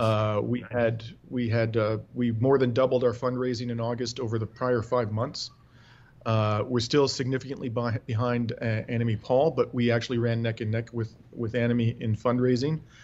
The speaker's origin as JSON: {"language": "English", "region": "Ontario", "country": "Canada", "tie": "born or raised there", "said": "I am uh, born and raised in Ontario."}